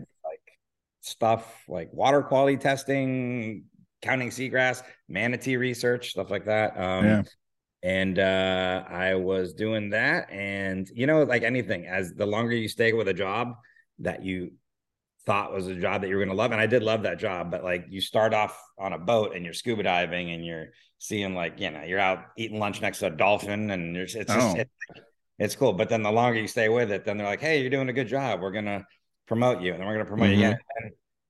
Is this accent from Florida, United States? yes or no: yes; Miami, Florida, United States; moved away as an adult; now in Los Angeles, United States; I grew up in Miami and I grew up on the water